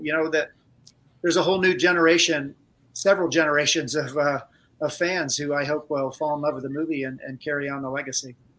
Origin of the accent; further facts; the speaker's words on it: Cleveland, Ohio, United States; I grew up in Cleveland